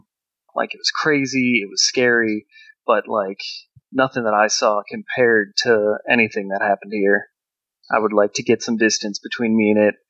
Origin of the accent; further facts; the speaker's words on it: Tennessee, United States; I'm from Tennessee, and there weren't any big demonstrations there